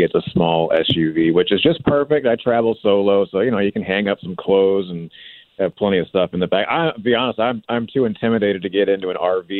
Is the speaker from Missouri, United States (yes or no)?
yes; St. Louis, Missouri, United States; So I'm from St. Louis